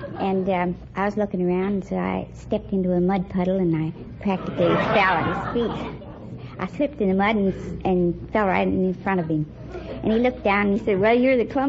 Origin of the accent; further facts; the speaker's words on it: Alvord, Iowa, United States; I'm from Alvord, Iowa.